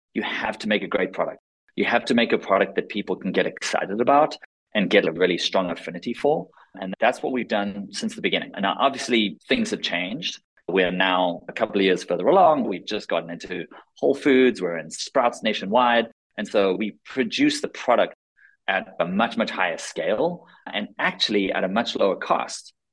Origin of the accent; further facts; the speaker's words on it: South Africa; also born or lived in Israel; now in United States; I was born in Israel, grew up in South Africa, moved to the States in 2002